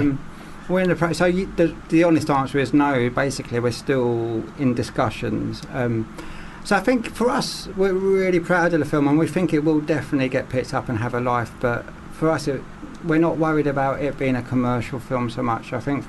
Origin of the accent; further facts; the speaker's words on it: London, United Kingdom; It's a very stylized London as well, isn't it? I'm from London. It's not a London I would recognise